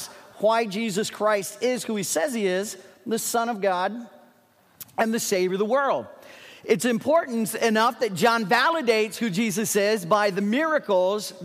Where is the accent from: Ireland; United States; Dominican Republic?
United States; Dayton, Ohio; moved away as an adult; I was raised in Dayton, Ohio, for those of you who may not know. I was a northern kid